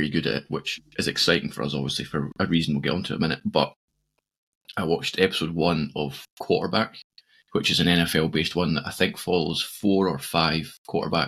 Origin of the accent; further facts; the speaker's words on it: Scotland, United Kingdom; I'm unapologetically Scottish.